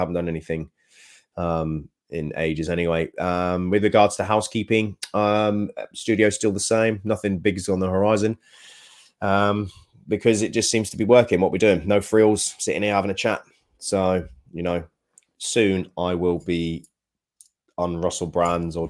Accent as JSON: {"language": "English", "country": "United Kingdom", "said": "we're very British"}